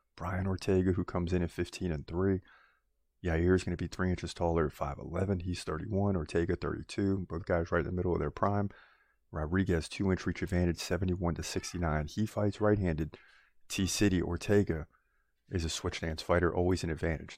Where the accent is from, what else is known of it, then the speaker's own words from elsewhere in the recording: United States; I'm American